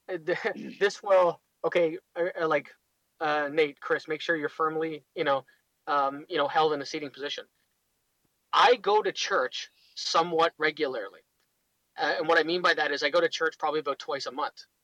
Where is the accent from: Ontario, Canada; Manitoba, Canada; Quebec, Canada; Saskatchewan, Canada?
Ontario, Canada; Toronto